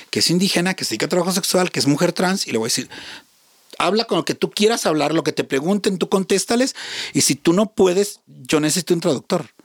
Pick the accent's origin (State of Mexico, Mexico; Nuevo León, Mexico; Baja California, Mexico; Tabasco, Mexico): Nuevo León, Mexico; Monterrey; moved away; porque soy de Monterrey. Ajá. Soy regia.